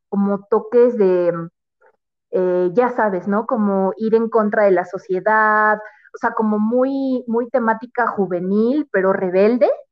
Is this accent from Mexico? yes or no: yes; Mexico City, Mexico; soy de, la, de la Ciudad de México